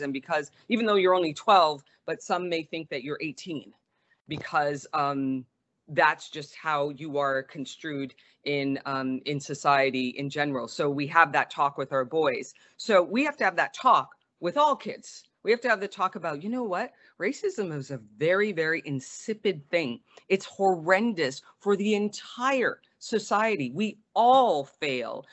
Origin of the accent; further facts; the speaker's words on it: Montreal, Quebec, Canada; moved away as an adult; now in United States; growing up in Montreal, uh, running track